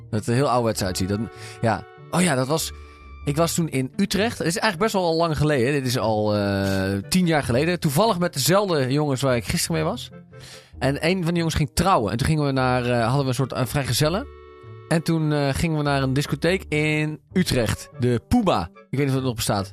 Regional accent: Singapore; bij ons in Singapore

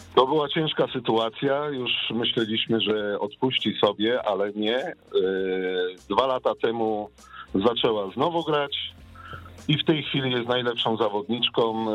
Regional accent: Łódź, Łódź Voivodeship, Poland; moved away as an adult; now in Luxembourg; pochodzę w ogóle z Łodzi, z miasta Łodzi

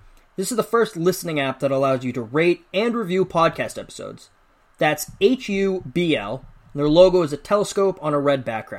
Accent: near Foxborough, Massachusetts, United States; moved away as an adult; also born or lived in Tuscaloosa, Alabama; I grew up in Massachusetts, 5 minutes from Foxborough, where the Patriots play. So my house was always an NFL house.

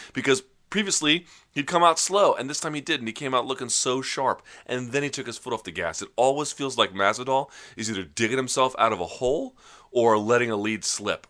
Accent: Washington, District of Columbia, United States; just outside my hometown. They call it a D C

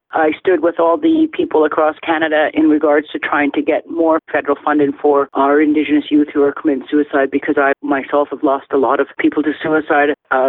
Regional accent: India; Something my mother encouraged me was to never, ever to forget who I am as an Indian

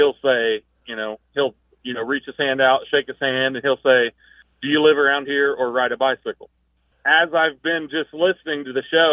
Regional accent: Kokomo, Indiana, United States; I'm from Kokomo, Indiana

